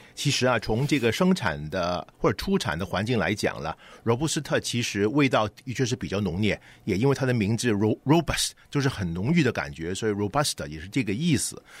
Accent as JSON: {"language": "Chinese", "country": "China", "said": "我们中国人可能叫上火"}